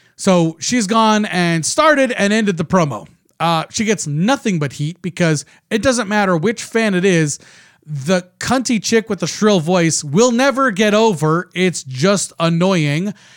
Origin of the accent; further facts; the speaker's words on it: Canada; I'm Canadian